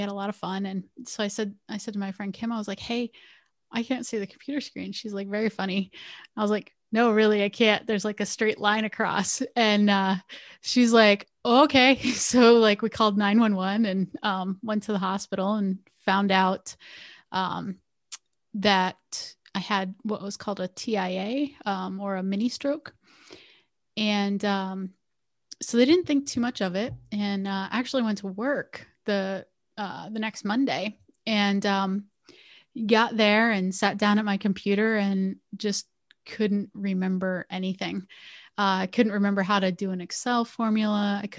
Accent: Bloomsburg, Pennsylvania, United States; So I grew up on the East Coast of the United States. So I grew up in a little town called Bloomsburg, Pennsylvania.

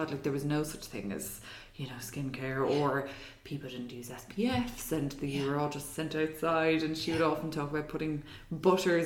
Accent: Ireland; being Irish

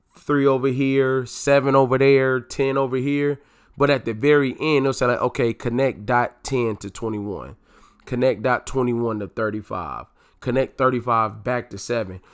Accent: North Carolina, United States; moved away as an adult; now in DMV area, United States; living in the D M V area from, from North Carolina

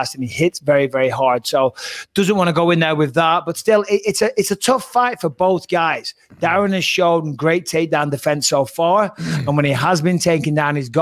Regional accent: England, United Kingdom; we're all British on there, we're all English

